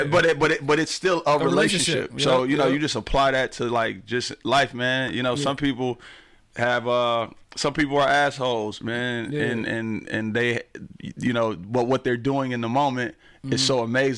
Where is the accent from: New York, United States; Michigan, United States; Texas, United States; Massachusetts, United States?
Michigan, United States; Pontiac; I grew up in Pontiac.